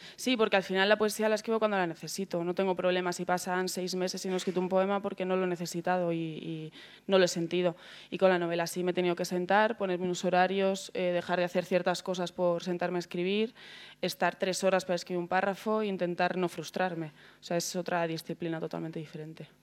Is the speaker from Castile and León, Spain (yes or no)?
yes; Segovia, Castile and León, Spain; now in Madrid, Spain; vengo de Segovia, vivir en un barrio muy barrio